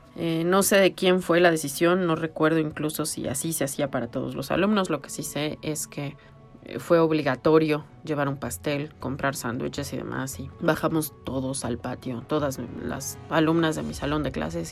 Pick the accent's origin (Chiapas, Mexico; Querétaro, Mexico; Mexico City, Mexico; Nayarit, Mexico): Mexico City, Mexico; soy chilanga